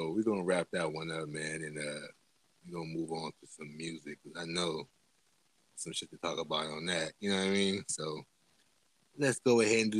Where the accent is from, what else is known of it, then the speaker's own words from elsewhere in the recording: the South, United States; I'm from the South type of shit. I was always been a South music listener